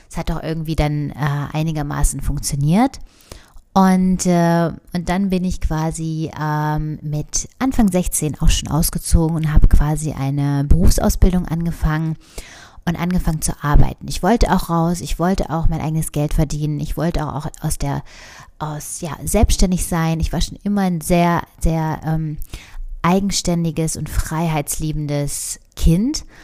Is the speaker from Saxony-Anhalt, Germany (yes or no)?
yes; Saxony-Anhalt, Germany; Und zwar bin ich ja in Sachsen-Anhalt aufgewachsen. Sachsen-Anhalt ähm, in einem ganz kleinen Dorf